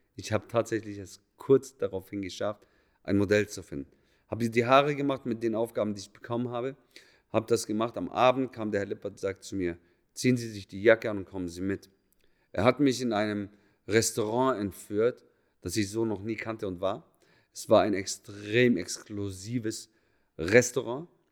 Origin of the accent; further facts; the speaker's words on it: Germany; moved away as an adult; also born or lived in Munich / Berlin / Zurich; da, wo ich herkomme, näher Bodensee